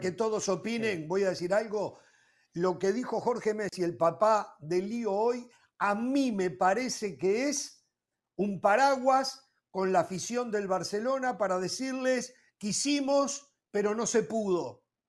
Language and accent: Spanish; Uruguay; como uruguayo